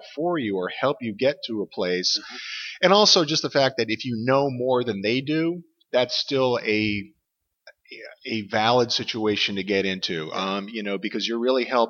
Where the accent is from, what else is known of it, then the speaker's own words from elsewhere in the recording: Boston, Massachusetts, United States; moved away as an adult; also born or lived in Michigan / Chicago / Pacific Northwest; now in Portland, United States; I'm originally from Boston, and I spent about 30 years out there.